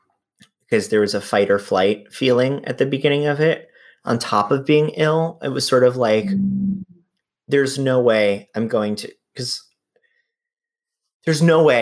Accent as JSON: {"language": "English", "town": "New York City", "region": "New York", "country": "United States", "said": "I'm a New Yorker"}